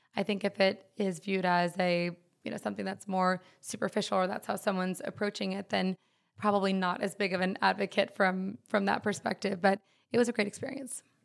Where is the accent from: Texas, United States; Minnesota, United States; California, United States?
Texas, United States; Dallas; We, we grew up in Dallas